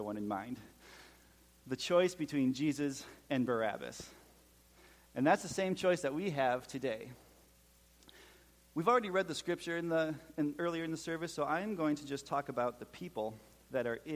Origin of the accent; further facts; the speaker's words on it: Minnesota, United States; accent: Minnesotan; moved away as an adult; now in Tennessee, United States; my Minnesotan accent